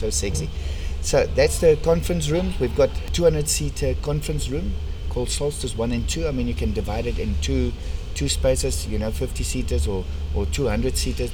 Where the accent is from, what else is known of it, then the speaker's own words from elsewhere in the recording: South Africa; accent: strong Afrikaans; my strong Afrikaans accent